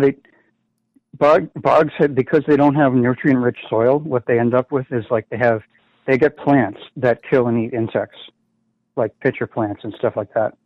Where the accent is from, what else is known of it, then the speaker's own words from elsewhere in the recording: Boston, Massachusetts, United States; I'm from Boston